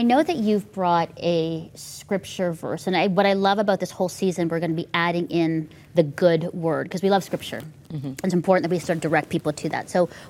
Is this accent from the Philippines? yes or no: yes; Philippines; as I was growing up in the Philippines and Asia, there just was a space for me to be childlike and grow into that.